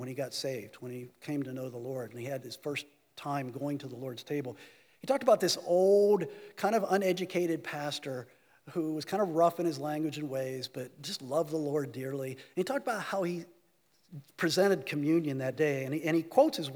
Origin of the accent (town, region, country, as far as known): United States